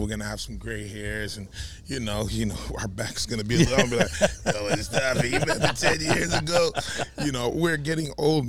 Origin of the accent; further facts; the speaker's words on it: New York City, New York, United States; also born or lived in Jamaica; Because I'm a Brooklyn kid, right?